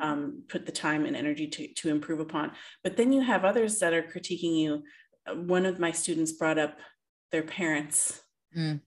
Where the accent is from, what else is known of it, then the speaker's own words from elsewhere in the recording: Canada; we, Canadians, as a Canadian